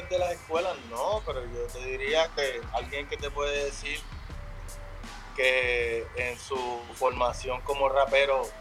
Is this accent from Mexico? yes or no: no; Carolina, Puerto Rico; Bueno, pues yo, me crié en Carolina y básicamente pues yo vi amigos míos desde la, crianza